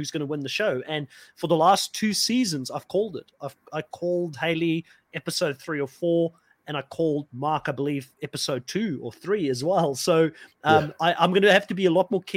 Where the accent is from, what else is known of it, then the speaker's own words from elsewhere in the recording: South Africa; I'm also from South Africa